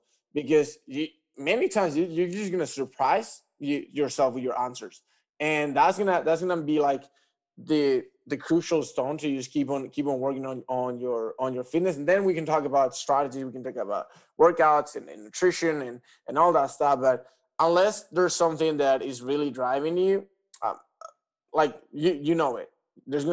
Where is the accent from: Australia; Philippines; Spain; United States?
Spain; Tenerife, Canary Islands; I'm from Tenerife Island.